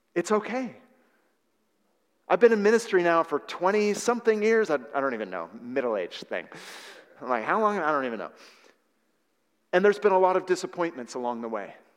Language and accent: English; San Francisco Bay Area, California, United States; I was raised in the San Francisco Bay Area